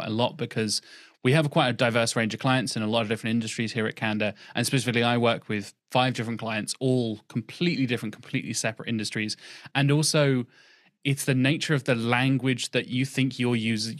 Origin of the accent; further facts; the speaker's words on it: United Kingdom; first language English; Me as a Brit